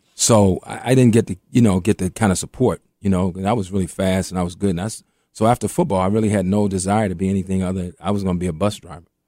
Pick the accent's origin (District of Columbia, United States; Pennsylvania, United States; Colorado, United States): District of Columbia, United States; Washington; I grew up in Mayfair Mansion, right across from Parkside, and and Parkside was one of the roughest projects in D.C.